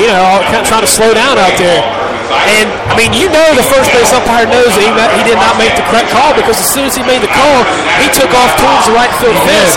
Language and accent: English; Ohio, United States; And we're from Southern Ohio, so we've seen some bad ones.